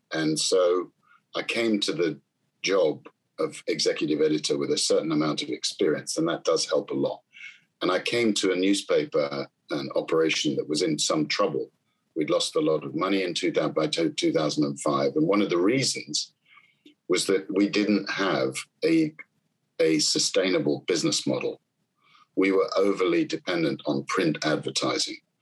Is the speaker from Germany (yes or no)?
no; London, United Kingdom; I grew up in South London in a, a borough called Battersea.